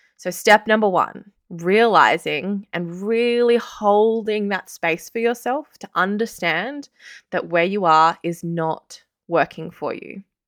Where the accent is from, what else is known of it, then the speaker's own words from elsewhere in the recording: Sydney, New South Wales, Australia; moved away as an adult; also born or lived in Canberra; I'm actually from Sydney. I left Sydney for the first time when I was nineteen years old.